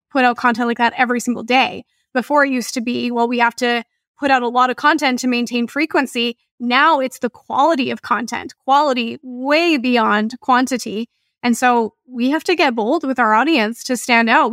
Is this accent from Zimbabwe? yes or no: no; Canada; I'm Canadian